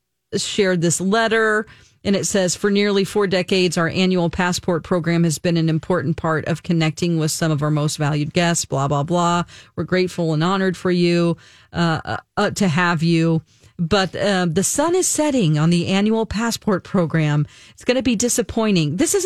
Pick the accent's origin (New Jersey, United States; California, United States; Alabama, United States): California, United States; Santa Ana; Yeah, I'm from Santa Ana, so not too far away from Anaheim, where Disneyland is.